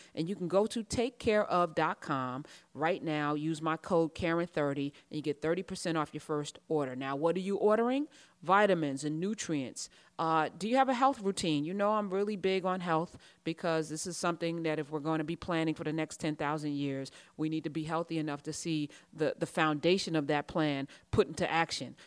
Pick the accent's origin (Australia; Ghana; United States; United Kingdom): United States; I'm American